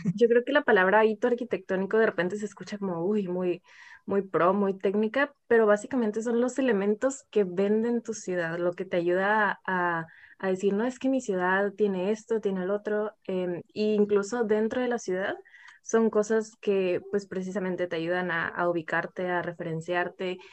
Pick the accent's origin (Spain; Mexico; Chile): Mexico; Ensenada, Baja California; soy de, de Ensenada